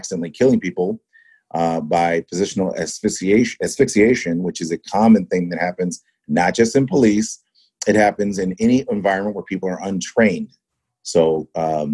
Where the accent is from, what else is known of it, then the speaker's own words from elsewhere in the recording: Ann Arbor, Michigan, United States; moved away as an adult; now in Detroit, United States; I grew up in Ann Arbor